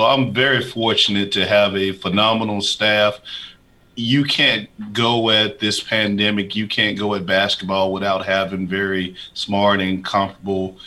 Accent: Huntsville, Alabama, United States; moved away as an adult; now in Middle Tennessee, United States; my hometown in Huntsville, Alabama

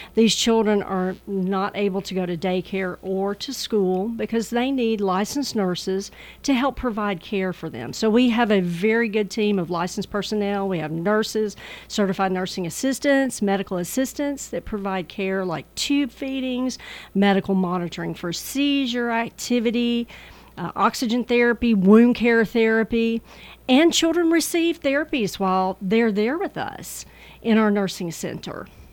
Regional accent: Murfreesboro, Tennessee, United States; I was born and raised in the Murfreesboro community, right off of Main Street on Second Avenue

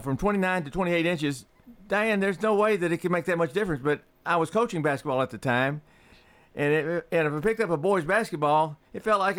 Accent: Indiana, United States; moved away as an adult; now in Tennessee, United States; I grew up in Indiana, which is a Hoosier state for sure.

